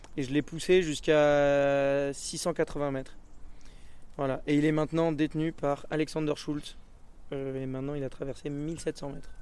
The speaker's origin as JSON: {"language": "French", "town": "Vars", "region": "Provence-Alpes-Côte d'Azur", "country": "France", "tie": "born or raised there", "also_born_or_lived": "Embrun", "said": "j'ai grandi à Vars, donc je suis euh, quelqu'un d'ici"}